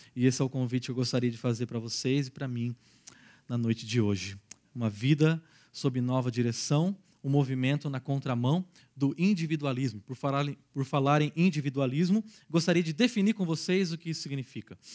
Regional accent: Araraquara, São Paulo, Brazil; sou natural de Araraquara, uma cidadezinha dez vezes menor do que Campinas

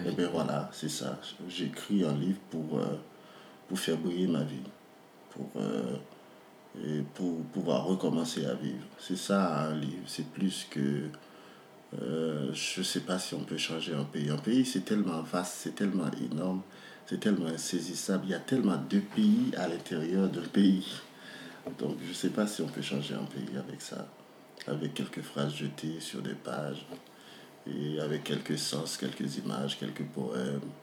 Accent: Port-au-Prince, Ouest, Haiti; je suis né, j'ai grandi à Port-au-Prince

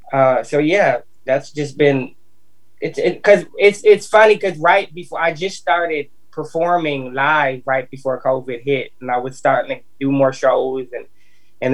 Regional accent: Minneapolis, Minnesota, United States; now in Nashville, United States; I'm from Minneapolis, Minnesota, though. Yep, it's my hometown, but I live here in Nashville

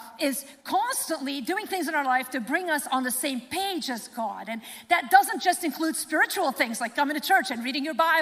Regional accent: Lebanon; moved away; my home country, Lebanon

